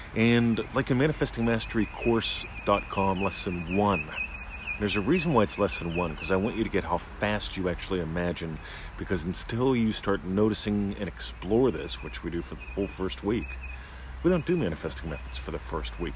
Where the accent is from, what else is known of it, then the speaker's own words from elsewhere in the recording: Australia; also born or lived in Eltham, Victoria; I'm an Australian. I live in the state of Victoria, with Victoria, in a little suburb called Eltham